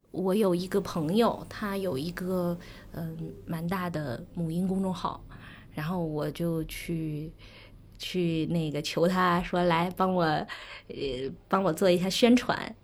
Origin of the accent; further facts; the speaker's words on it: China; 我们中国人比较习惯一种灌输式的这样的一个，一个教育方法